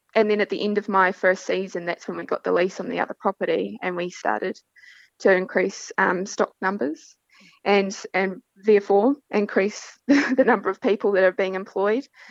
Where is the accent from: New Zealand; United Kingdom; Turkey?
New Zealand; Central Otago; moved away as an adult; also born or lived in Western Australia; now in Pilbara, Australia; I am from Central Otago in New Zealand